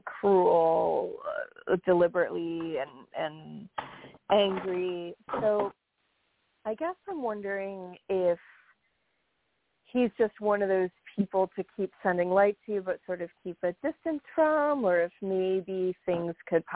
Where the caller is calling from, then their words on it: New York, United States; from New York.